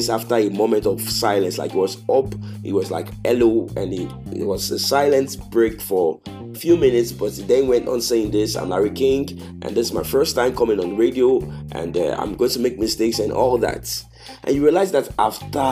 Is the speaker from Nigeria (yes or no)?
yes; Nigeria; I'm from Nigeria